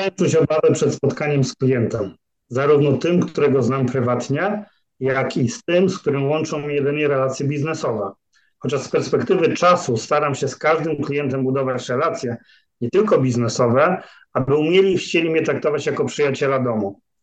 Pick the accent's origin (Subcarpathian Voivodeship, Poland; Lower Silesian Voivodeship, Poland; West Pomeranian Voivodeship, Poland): West Pomeranian Voivodeship, Poland; Szczecin; now in Poznań, Poland; prawie tak samo długo, jak mieszkam w Poznaniu, bo jestem godowitym szczecinianinem